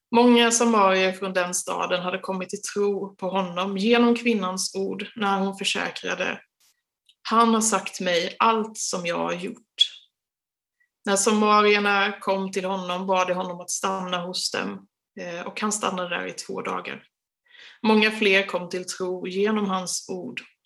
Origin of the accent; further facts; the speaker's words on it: Sweden; oss som är svenskar